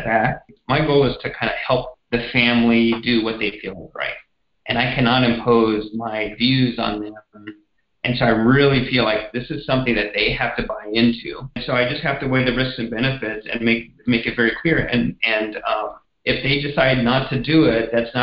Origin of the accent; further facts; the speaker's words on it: Texas, United States; moved away; it's my home state